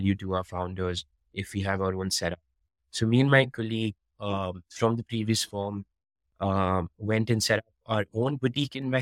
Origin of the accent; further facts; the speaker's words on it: Delhi, India; moved away as an adult; also born or lived in Singapore; I am Indian, but I am born and brought up in Delhi